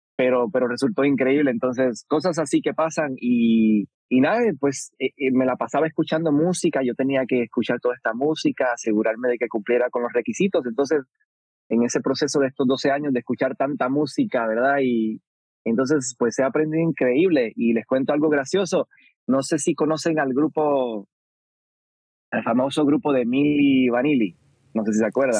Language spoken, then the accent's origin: Spanish; Puerto Rico; creciendo en Puerto Rico